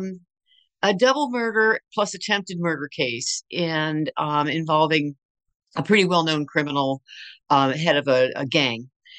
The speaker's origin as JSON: {"language": "English", "town": "Berkeley", "region": "California", "country": "United States", "tie": "born there", "also_born_or_lived": "Tacoma, Washington / Texas / Michigan / Maryland", "said": "Yeah, so I was born in Berkeley, and then we moved all over the place pretty much until I was a senior in high school. And so we lived in Tacoma, Washington. We lived in Texas. We lived in Michigan. We lived in Maryland. We lived in New York."}